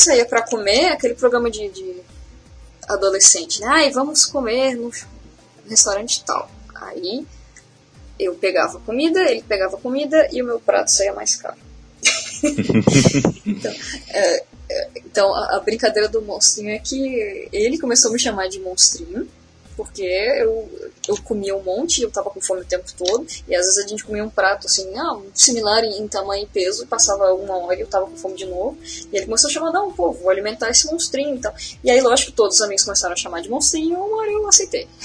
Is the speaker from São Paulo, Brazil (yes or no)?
no; Florianópolis, Santa Catarina, Brazil; eu sou manezinha, né? Eu sou de, de Florianópolis